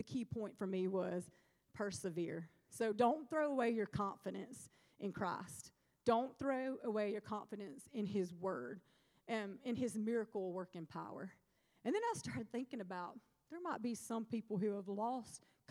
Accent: Alabama, United States; moved away; also born or lived in Starkville, Mississippi; When I went home recently, I went to Southside High School. I'm from Alabama

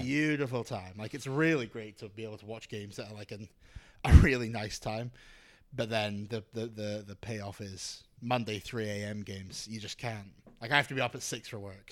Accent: Scotland, United Kingdom; moved away as an adult; now in Australia; I'm from Scotland

